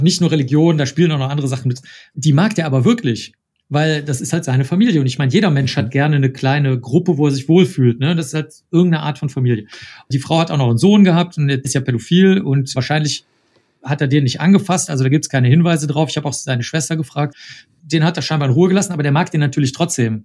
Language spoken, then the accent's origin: German; Cologne, North Rhine-Westphalia, Germany; also born or lived in United States; Ich komme aus Köln. Ich bin hier aufgewachsen